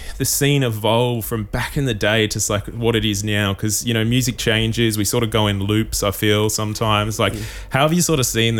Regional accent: Gold Coast, Queensland, Australia; now in Melbourne, Australia; I'm from the Gold Coast, right? I didn't get to live through all these golden Melbourne years that everybody got to live through

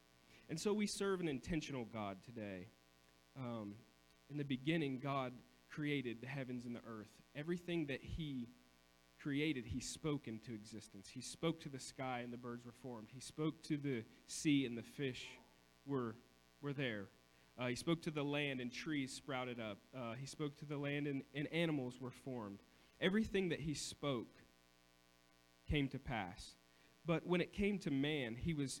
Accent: Coshocton, Ohio, United States; also born or lived in Cambridge, Ohio; I lived in Coshocton. I was born in Coshocton.

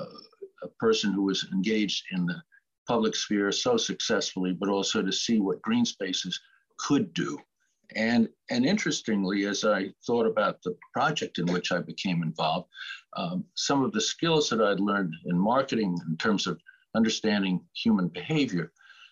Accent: Connecticut, United States; born or raised there; also born or lived in Boston, Massachusetts / Andover, Massachusetts; now in Charleston, United States

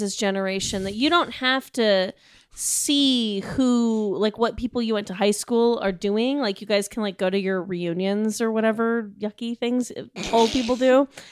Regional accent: United States; as an American

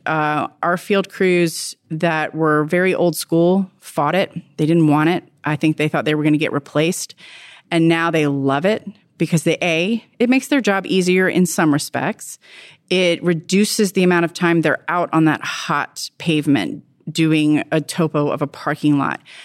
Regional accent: Virginia, United States; I'm from Virginia

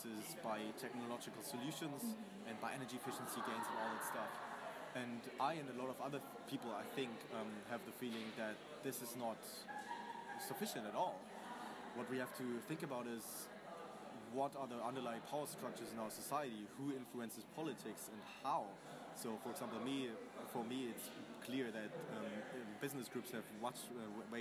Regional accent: Germany; moved away; I'm from Germany.

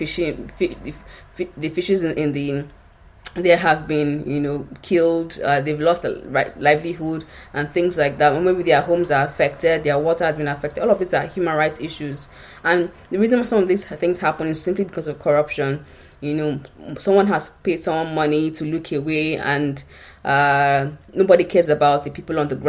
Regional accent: Nigeria; I come from Nigeria

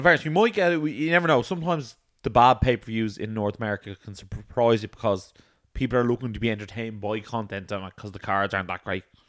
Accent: Ireland; we're from Ireland

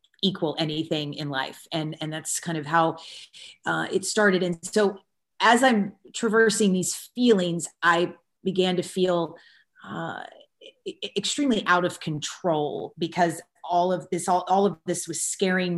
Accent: Kentucky, United States; I grew up in the South in the United States in Kentucky

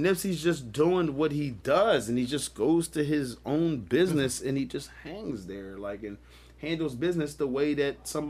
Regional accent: Philadelphia, Pennsylvania, United States; I'm from West Philly

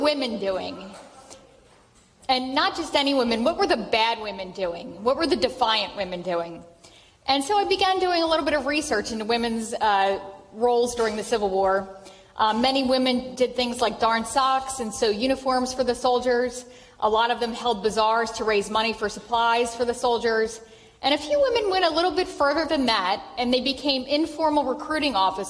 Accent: Philadelphia, Pennsylvania, United States; moved away as an adult; now in Atlanta, United States; I was born and raised in Philadelphia, and in 2001, I moved to Atlanta

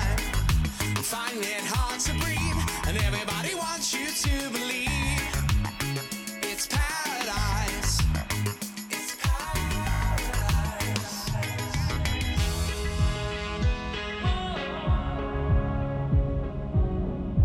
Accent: London, United Kingdom; I'm a Londoner, I'm like, my whole family have been here for fucking hundreds of years

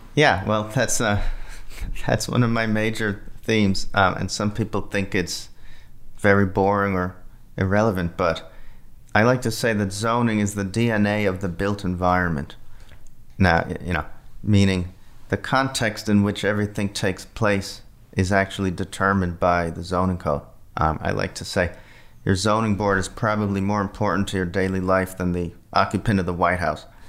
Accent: Flemington, New Jersey, United States; moved away; my, my hometown, Flemington, New Jersey, in, in, uh, central New Jersey

